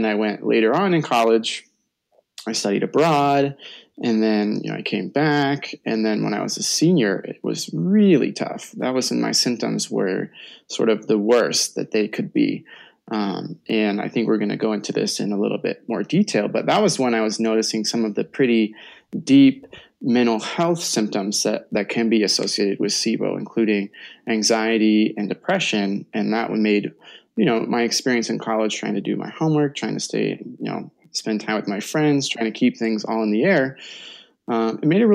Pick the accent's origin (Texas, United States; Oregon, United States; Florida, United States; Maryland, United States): Oregon, United States; Portland; Portland is actually my hometown